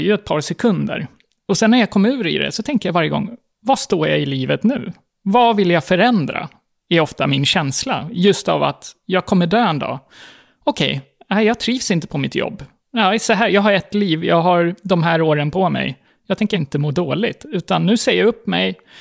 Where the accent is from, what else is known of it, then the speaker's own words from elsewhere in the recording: Gotland, Sweden; moved away as an adult; also born or lived in Stockholm; här på Gotland, under min tid och under min uppväxt, så pratade man ingen slang